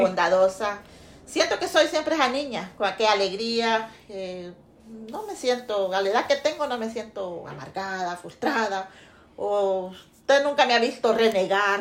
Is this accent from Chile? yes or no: no; Santa Bárbara, Honduras; moved away as an adult; Nací en Santa Bárbara, departamento de Santa Bárbara, 31 de diciembre